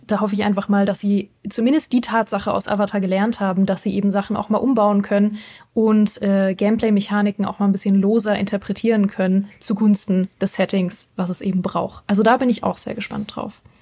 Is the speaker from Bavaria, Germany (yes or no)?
no; Berlin, Germany; now in Munich, Germany; Berlin und oder München, ne, meine Heimat und meine Wahlheimat